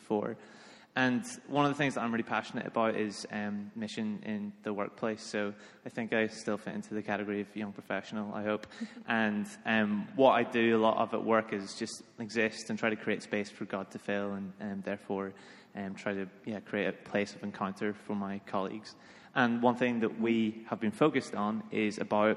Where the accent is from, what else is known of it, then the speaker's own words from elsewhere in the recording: Northern Ireland, United Kingdom; now in London, United Kingdom; I'm from Northern Ireland.